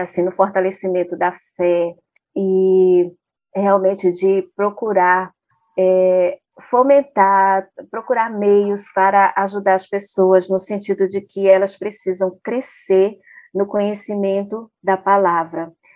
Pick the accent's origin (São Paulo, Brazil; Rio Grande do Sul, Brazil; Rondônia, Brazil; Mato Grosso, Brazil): Rondônia, Brazil; Porto Velho; lá na minha cidade, Porto Velho, Rondônia